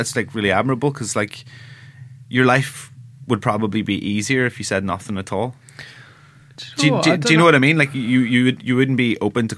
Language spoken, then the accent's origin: English; Ireland; I'm Irish